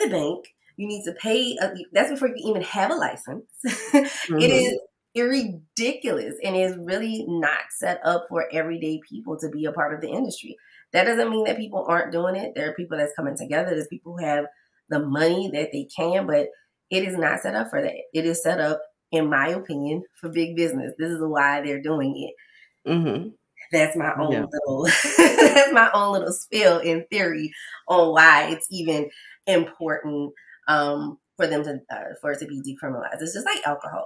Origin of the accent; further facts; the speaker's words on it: New Orleans, Louisiana, United States; I remember in school, because I'm from New Orleans, so we could buy alcohol on Sunday